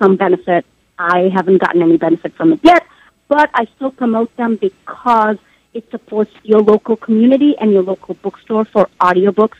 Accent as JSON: {"language": "English", "region": "Southeast India", "country": "India", "tie": "born or raised there", "moved": "yes", "said": "I was born in India."}